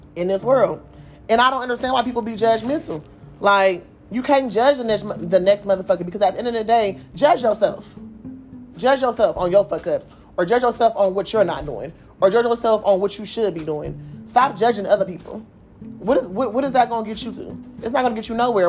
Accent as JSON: {"language": "English", "town": "Oakland", "region": "California", "country": "United States", "said": "I'm from Oakland"}